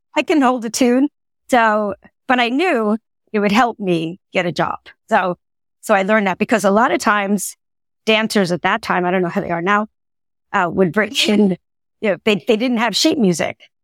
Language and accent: English; Long Island, New York, United States; I grew up in Long Island, New York